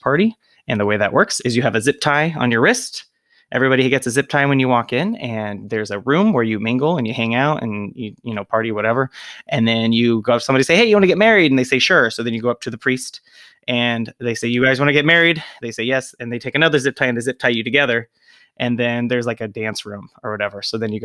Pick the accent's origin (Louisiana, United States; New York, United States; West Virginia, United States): West Virginia, United States; moved away as an adult; also born or lived in Springfield, Ohio; I grew up in West Virginia.